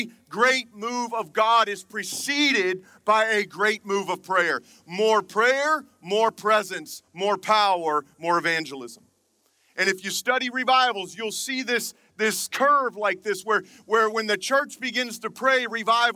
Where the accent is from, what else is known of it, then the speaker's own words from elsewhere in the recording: Atlanta, Georgia, United States; also born or lived in Birmingham, Alabama; I'm from Atlanta, but I am a Southern boy. I was born in Birmingham